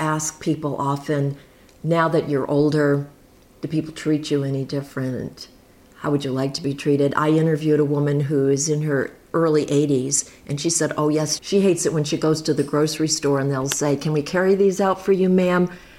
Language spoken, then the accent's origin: English; Maine, United States; I'm traveling around my home state of Maine